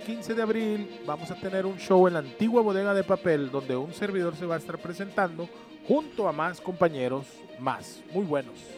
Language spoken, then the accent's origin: Spanish; Sinaloa, Mexico; now in Tijuana, Mexico; todos los sinaloenses somos chuecos